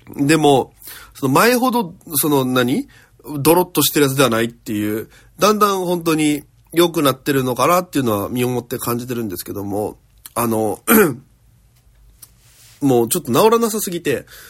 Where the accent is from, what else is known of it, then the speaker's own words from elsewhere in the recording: Okinawa, Japan; moved away as an adult; now in Tokyo, Japan; 大都会東京へ口先一つで乗り込んだ沖縄芸人